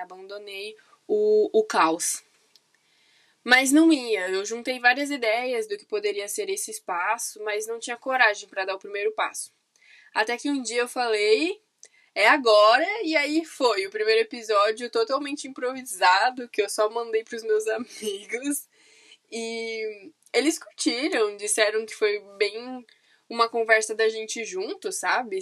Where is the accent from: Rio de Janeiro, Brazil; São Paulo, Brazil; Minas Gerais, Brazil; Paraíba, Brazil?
São Paulo, Brazil; also born or lived in Campinas; Eu sou de São Paulo, capital